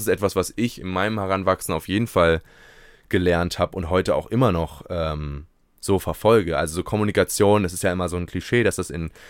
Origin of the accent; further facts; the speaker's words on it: Berlin, Germany; selbst in Berlin, wo ich groß geworden bin, gibt es ja nicht so einen